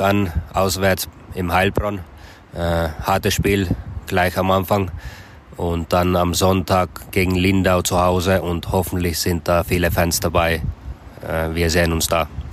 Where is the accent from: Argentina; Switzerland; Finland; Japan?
Finland; now in Füssen, Germany; ich komme aus Finnland, bin 33 Jahre alt